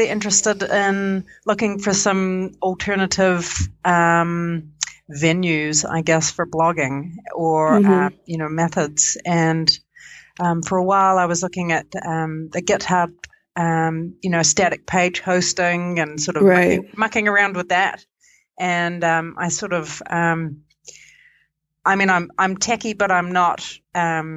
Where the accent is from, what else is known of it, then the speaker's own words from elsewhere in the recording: Vancouver, Washington, United States; also born or lived in Otago, New Zealand; now in Wellington, New Zealand; I live in Wellington, New Zealand, although I'm originally from Washington State, from Vancouver, Washington